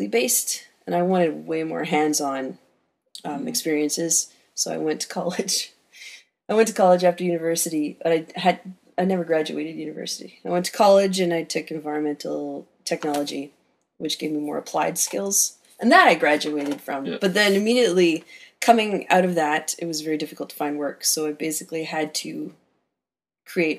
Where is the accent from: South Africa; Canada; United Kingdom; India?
Canada; Campbell River, British Columbia; I grew up in Campbell River